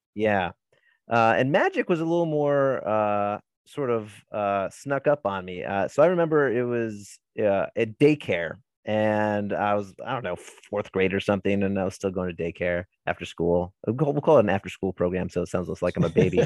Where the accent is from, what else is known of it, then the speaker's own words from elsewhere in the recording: Maryland, United States; born and bred from Maryland